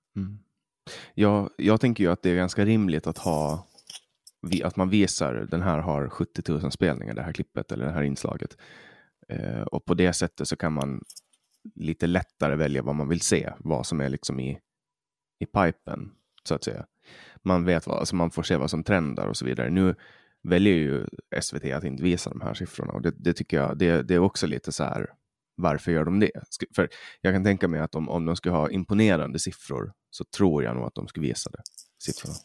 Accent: Åland Islands; first language Swedish; vi är ålänningar

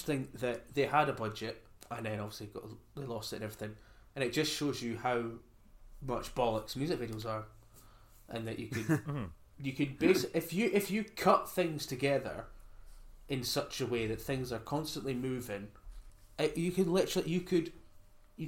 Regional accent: Scotland, United Kingdom; I'm Scottish, and I'm happy enough to be Scottish

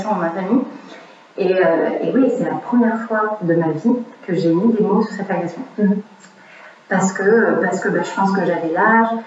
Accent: Montreal, Quebec, Canada; on habite à Montréal, je suis née au Canada.

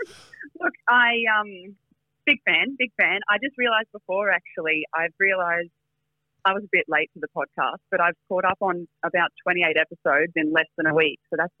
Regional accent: Brisbane, Queensland, Australia; I'm from Brisbane.

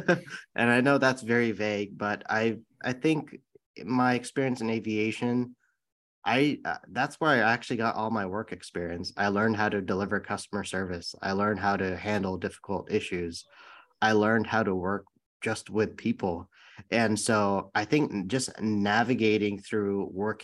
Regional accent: San Bruno, California, United States; I grew up in the Bay Area in San Bruno, California

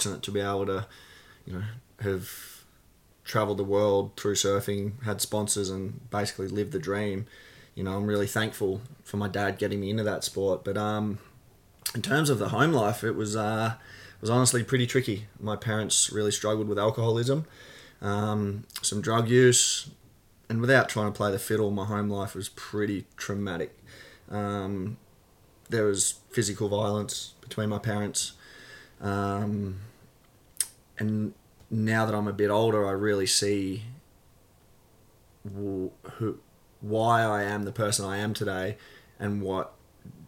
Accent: Gold Coast, Queensland, Australia; I grew up on the Gold Coast. I was born in Southport Hospital

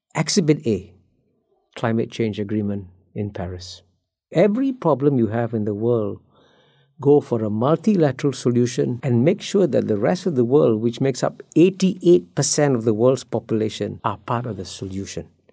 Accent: Singapore; I grew up in Singapore as a child when Singapore's per capita income was about the same as Ghana's

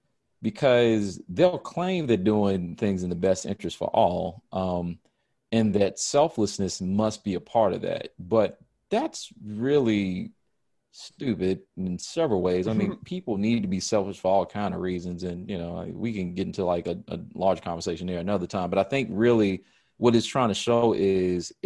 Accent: United States; as an American, that's how I've grown up

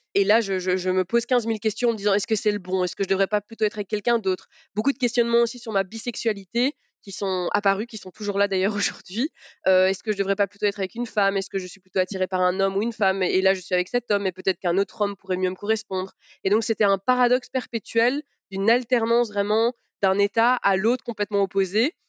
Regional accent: Belgium; born or raised there; also born or lived in Sarralbe, Grand Est, France

